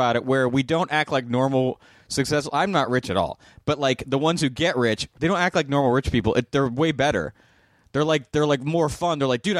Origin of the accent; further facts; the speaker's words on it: La Crescenta, California, United States; I grew up here in La Crescenta.